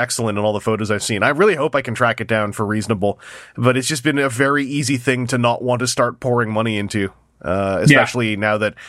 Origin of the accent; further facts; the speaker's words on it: Canada; I might pick it up if it's not hard to get as a Canadian.